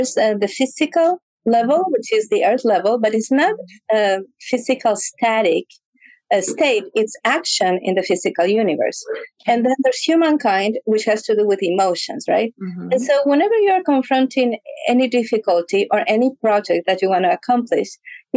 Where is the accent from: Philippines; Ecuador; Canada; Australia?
Ecuador; moved away; I grew up in Ecuador